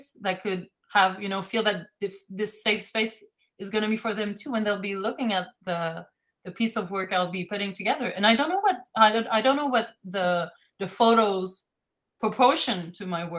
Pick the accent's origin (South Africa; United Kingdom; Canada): Canada; English is a second language; I'm French Canadian